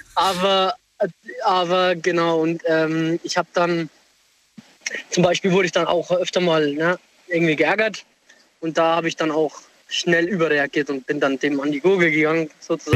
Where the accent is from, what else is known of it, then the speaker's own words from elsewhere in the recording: near Würzburg, Bavaria, Germany; now in Homburg, Germany; Ich komm, äh, ursprünglich aus der Nähe von Würzburg